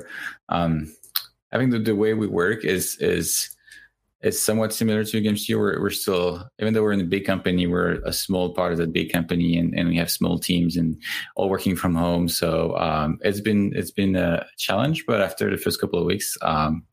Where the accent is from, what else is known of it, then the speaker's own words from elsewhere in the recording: France; now in San Francisco, United States; I come from France, like most of the Substance team. And I'm now in San Francisco in the Adobe office